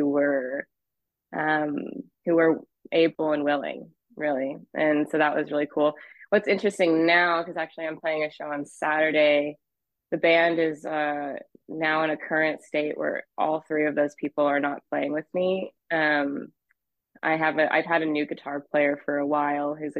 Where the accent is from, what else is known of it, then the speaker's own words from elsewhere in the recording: Boise, Idaho, United States; moved away as an adult; also born or lived in Hawaii; now in Los Angeles, United States; I grew up in Boise and was a part of the scene for a long time